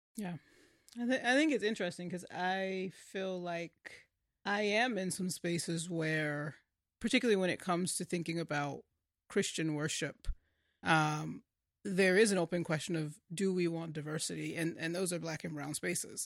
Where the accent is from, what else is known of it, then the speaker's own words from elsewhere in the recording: North Carolina, United States; now in Washington, D.C., United States; the churches that I grew up in, in North Carolina, predominantly black churches